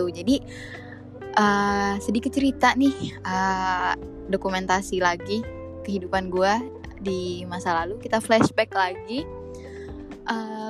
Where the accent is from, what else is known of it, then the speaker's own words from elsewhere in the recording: Java, Indonesia; gue ini orang Jawa by the way tapi gue cuma tahu uh, bahasanya itu west doang gitu